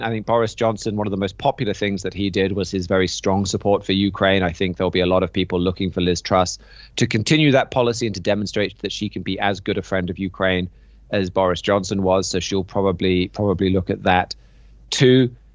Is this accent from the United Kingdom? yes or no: yes; United Kingdom; as a British citizen and taxpayer